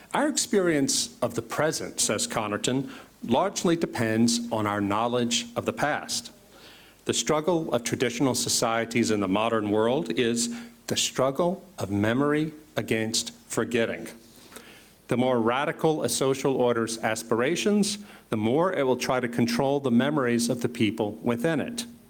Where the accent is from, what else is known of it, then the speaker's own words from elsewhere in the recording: United States; as an American teenager of the late 20th century